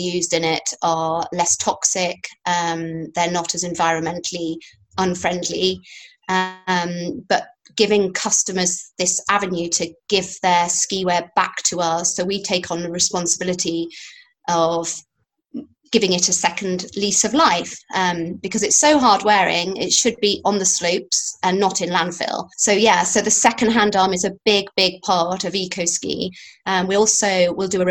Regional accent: Yorkshire and the Humber, United Kingdom; a farmer's daughter from Yorkshire

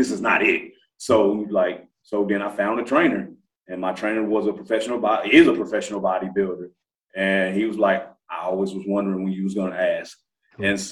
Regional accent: Memphis, Tennessee, United States; I'm from Memphis

